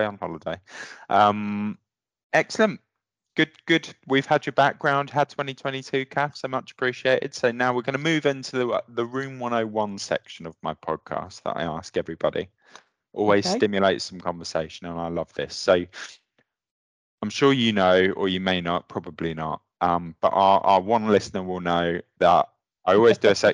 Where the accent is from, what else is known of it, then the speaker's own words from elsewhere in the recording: Luton, East of England, United Kingdom; moved away as an adult; also born or lived in London / Hull; now in England; I'm from down south, obviously. I grew up in Luton and Dunstable and worked in London